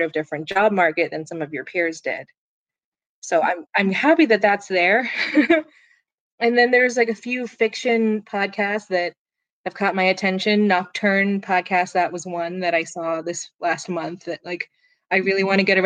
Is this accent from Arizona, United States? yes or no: yes; Phoenix, Arizona, United States; moved away; I was raised in Phoenix